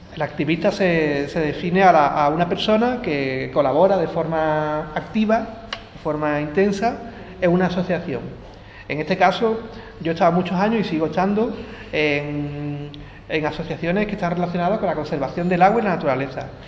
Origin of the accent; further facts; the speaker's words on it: Jerez de la Frontera, Andalusia, Spain; moved away; also born or lived in Seville / Zaragoza; yo vengo de aquí, de Jerez